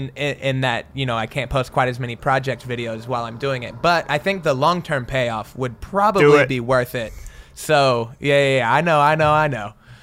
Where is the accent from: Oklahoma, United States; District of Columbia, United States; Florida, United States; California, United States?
Oklahoma, United States; They're the Indians. I'm from Oklahoma. It's fitting.